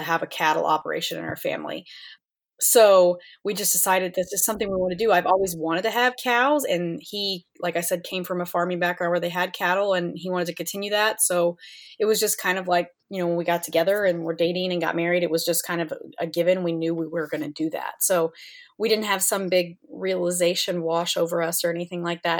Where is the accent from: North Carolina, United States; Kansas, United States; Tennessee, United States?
Kansas, United States; I grew up here in Kansas